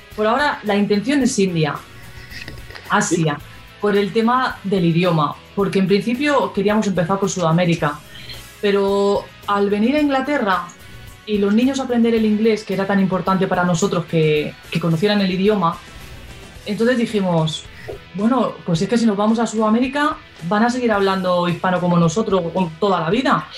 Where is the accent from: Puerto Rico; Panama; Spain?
Spain; somos españoles